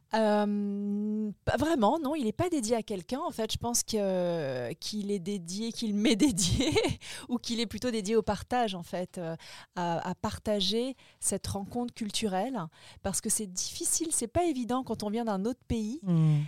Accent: French Polynesia; moved away as an adult; now in Paris, France; mon enfance, ma vie à Tahiti

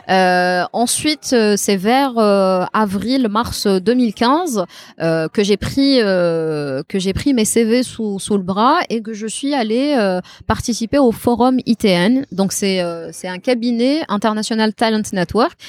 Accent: Tizi Ouzou, Tizi Ouzou Province, Algeria; moved away as an adult; also born or lived in Beni Yenni; now in Algiers, Algeria; je suis une fille de Tizi. Je suis née, j'ai grandi à Tizi. Je n'ai jamais vécu à Alger

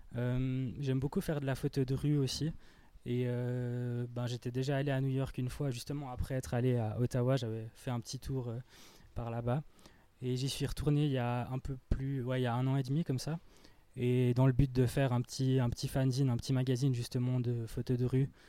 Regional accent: Fribourg, Switzerland; en tant que Fribourgeois

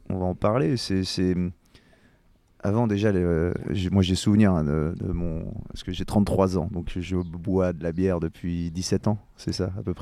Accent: Brittany, France; moved away; suis breton, donc forcément pour moi c'est le sud ici.

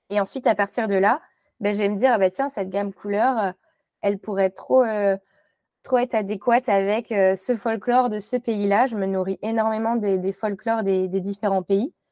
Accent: Morocco; born there; c'est que je suis née au Maroc mais de parents, euh, pas de parents marocains, de parents français.

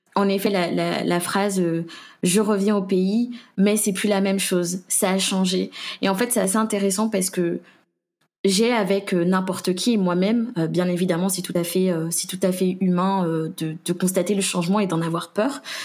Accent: Guadeloupe; je suis guadeloupéenne

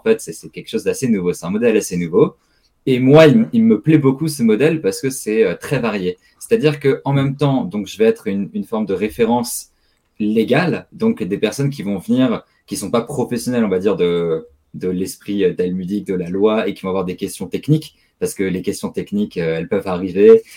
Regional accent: Strasbourg, Grand Est, France; je suis né à Strasbourg, j'ai grandi à Strasbourg

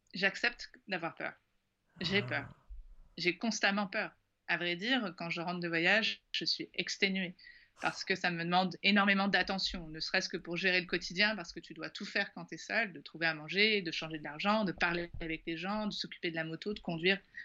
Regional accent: Paris, Île-de-France, France; quand on vient de Paris, quand on vient de France

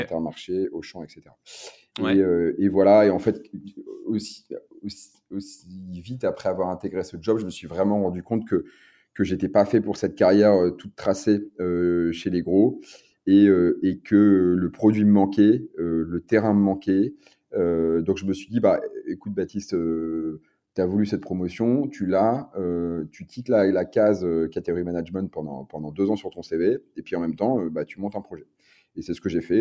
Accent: Lille, Hauts-de-France, France; comme je viens du Nord, bah, je, suis lillois, on est à Lille.

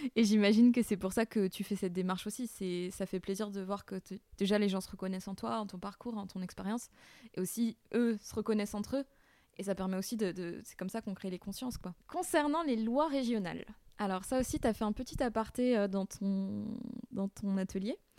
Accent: Burgundy, Bourgogne-Franche-Comté, France; accent: Morvandiau patois; now in Réunion; je parlais pas mon bourguignon, euh, que le morvandieux c'était peut-être le, patois

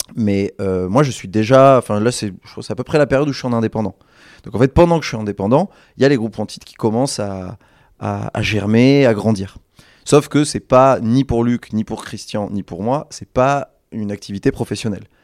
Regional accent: Bordeaux, Nouvelle-Aquitaine, France; on est bordelais

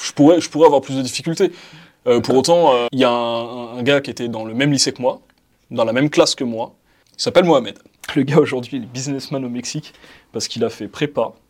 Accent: Val-d'Oise, Île-de-France, France; Je suis né, j'ai grandi dans le 95, dans le Val d'Oise, et j'ai grandi dans une euh, cité

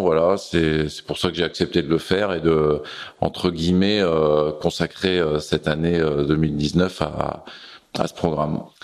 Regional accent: Glénan Islands, Brittany, France; j'étais chez moi au Glénan

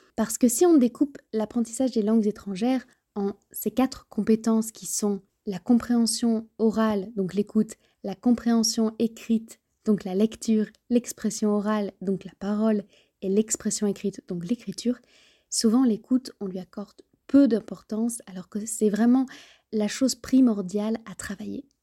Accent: Béarn, Nouvelle-Aquitaine, France; Étant moi-même originaire du Béarn

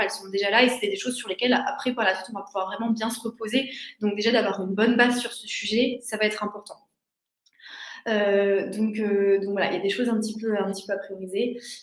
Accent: Metz, Grand Est, France; moved away; also born or lived in Marseille; je viens de Metz

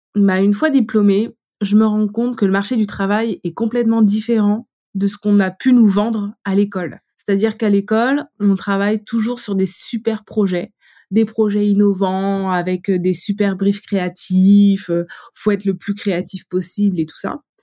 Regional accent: Vitré, Brittany, France; moved away as an adult; also born or lived in Laval / Paris; je viens de, de Vitré, euh, j'ai été faire mes études à Laval et j'arrive à Paris

